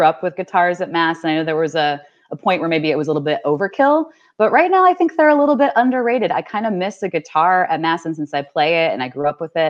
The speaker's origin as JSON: {"language": "English", "town": "Cleveland", "region": "Ohio", "country": "United States", "tie": "born or raised there", "moved": "yes", "said": "I grew up in Cleveland, Ohio, so we get a ton of snow"}